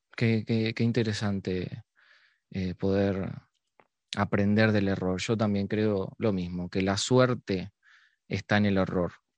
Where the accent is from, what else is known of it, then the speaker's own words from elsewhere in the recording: Montevideo, Uruguay; Yo soy de Barrio Sur, escuchaba los tambores. Capaz que es porque vivo ahí.